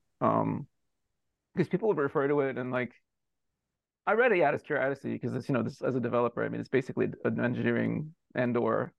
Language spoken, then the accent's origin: English; United States; I'm an American. I've lived in the U.S. my whole life